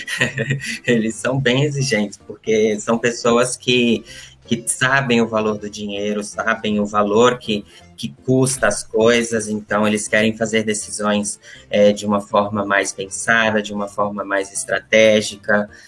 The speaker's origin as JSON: {"language": "Portuguese", "region": "Bahia", "country": "Brazil", "moved": "as an adult", "lives_now": "São Paulo, Brazil", "said": "Eu vim para São Paulo com 18 anos e eu sou da Bahia."}